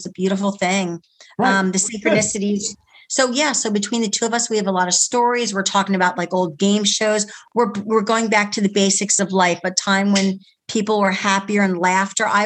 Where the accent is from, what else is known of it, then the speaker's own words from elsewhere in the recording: United States; also born or lived in Philadelphia, Pennsylvania / New Jersey; I'm from Jersey. Yeah. Well, yeah, no, right. I was a Philly girl. I was born in Philly, but I called myself a Jersey girl